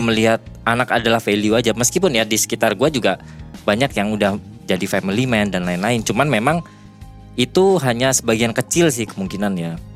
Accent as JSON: {"language": "Indonesian", "country": "Indonesia", "moved": "yes", "lives_now": "Japan", "said": "Orang Indonesia"}